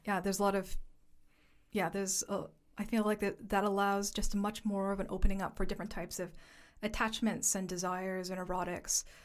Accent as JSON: {"language": "English", "town": "Toronto", "region": "Ontario", "country": "Canada", "also_born_or_lived": "Halifax / Upstate New York / Vancouver", "moved": "as an adult", "lives_now": "London, United Kingdom", "said": "I am from Canada, specifically from Toronto, so a Chinese diasporic settler in Haudenosaunee territory"}